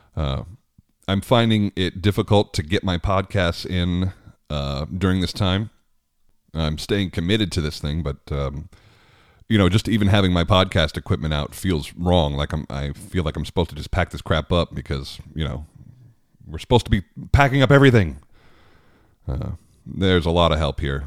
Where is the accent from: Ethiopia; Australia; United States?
United States; Long Island, New York; I grew up on Long Island